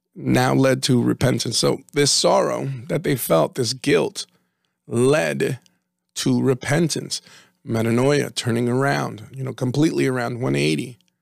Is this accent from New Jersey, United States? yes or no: yes; New Jersey, United States; we're from Jersey